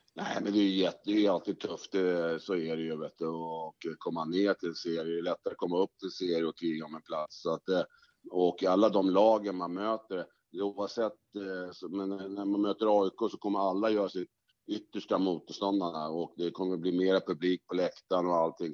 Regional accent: Stockholm, Stockholm County, Sweden; also born or lived in Norsborg; jag är uppvuxen i Fruängen

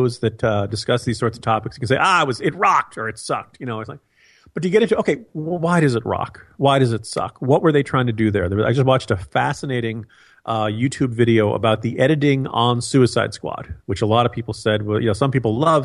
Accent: New Jersey, United States; I grew up in New Jersey

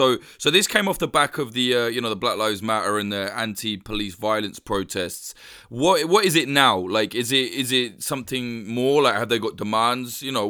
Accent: United Kingdom; as a Brit

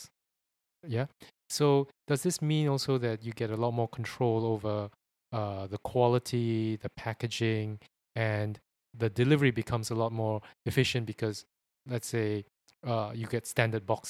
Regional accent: Singapore; I come from Singapore

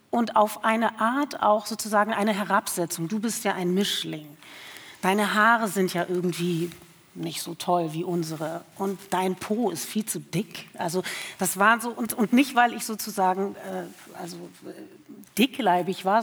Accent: Germany; born there; zwischen Herkunft vielleicht meines Vaters und aber meinem Geburtsort hier in Deutschland.

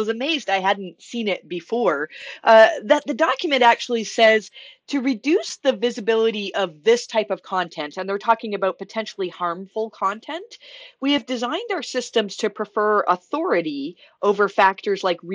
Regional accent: Canada; being very Canadian

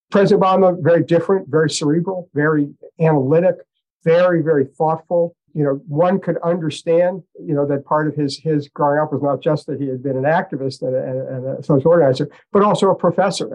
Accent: Boston, Massachusetts, United States; I did grow up in Boston

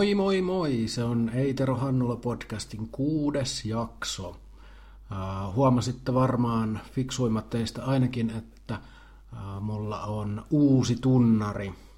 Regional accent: Jalasjärvi, South Ostrobothnia, Finland; me ollaan samalta paikkakunnalta kotoisin, me ollaan molemmat Jalasjärveltä

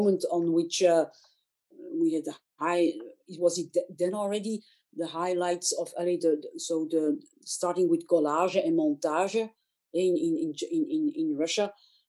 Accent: Antwerp, Flanders, Belgium; I'm from Antwerp

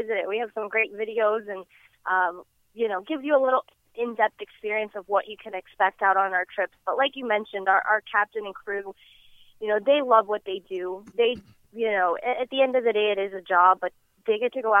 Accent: Key West, Florida, United States; I was born and raised right here in Key West

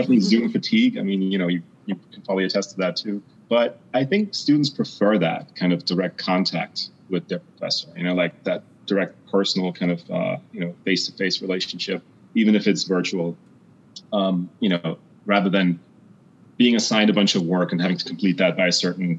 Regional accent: East Germany, Germany; moved away; also born or lived in United Kingdom / United States; I was born in East Germany, so behind the Iron Curtain, right? That east-west divide, right? Having grown up there

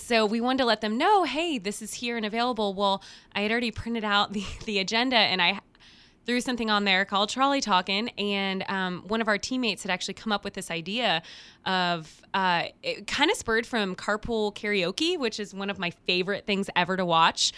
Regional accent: Houston, Texas, United States; now in Knoxville, United States; I'm from Houston, right? Massive, massive city

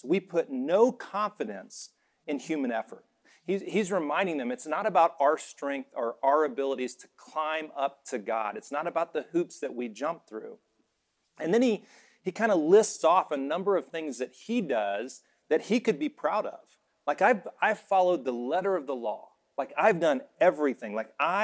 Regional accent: Alabama, United States; moved away as an adult; also born or lived in Indiana; I was from Alabama, went to Indiana

